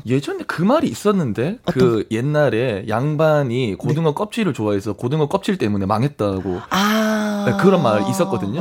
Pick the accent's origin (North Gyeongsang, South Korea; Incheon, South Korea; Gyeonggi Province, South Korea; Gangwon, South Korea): North Gyeongsang, South Korea; Andong; moved away; 제가 고향이 경북 안동이고